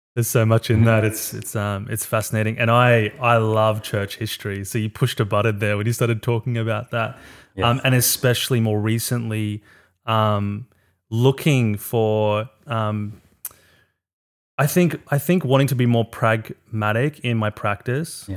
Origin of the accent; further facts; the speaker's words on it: South Africa; I'm from South Africa